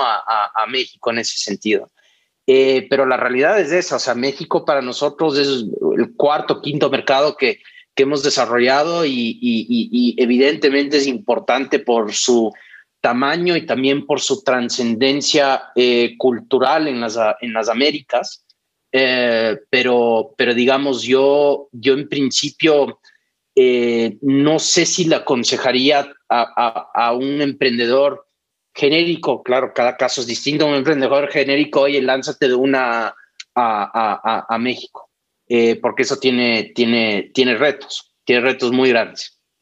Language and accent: Spanish; Ecuador; moved away; el hecho de ser ecuatorianos